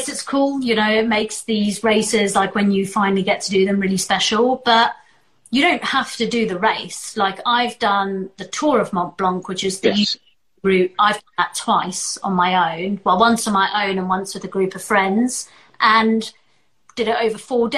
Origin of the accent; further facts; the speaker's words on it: South Africa; I was born in South Africa